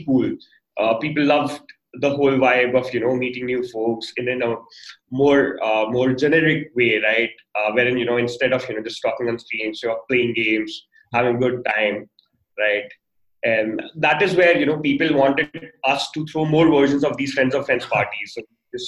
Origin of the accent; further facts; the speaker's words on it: Delhi, India; I grew up in Delhi